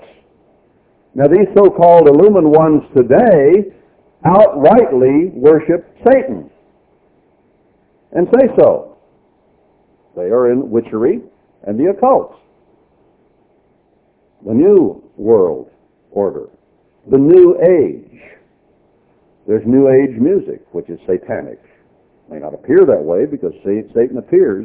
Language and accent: English; Texas, United States; I was born in Texas